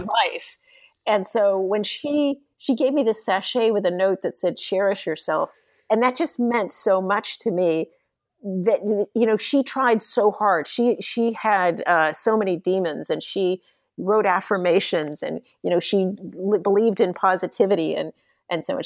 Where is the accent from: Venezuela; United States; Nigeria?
United States; San Diego, California; born or raised there